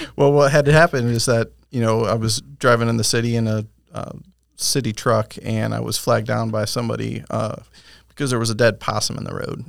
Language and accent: English; Michigan, United States; moved away as an adult; now in Winter Haven, United States; was born and raised in Michigan